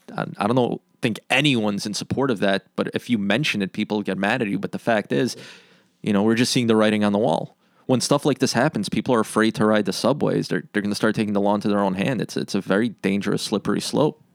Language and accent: English; New York City, New York, United States; I was born in Queens, spent my whole life in Queens.